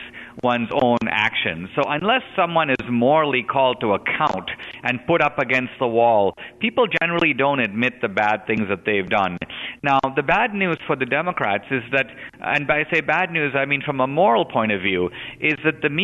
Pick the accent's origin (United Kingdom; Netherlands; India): India; now in United States; I grew up in India, a country run by gangs.